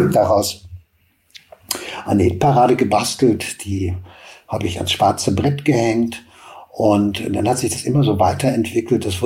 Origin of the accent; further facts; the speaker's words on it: Hagen, North Rhine-Westphalia, Germany; Ich komme aus Hagen, äh, das prägt vielleicht auch. Das war in den 80ern ein, ein Melting Pot äh, für unheimlich viele äh, Bands, die es in der Stadt gab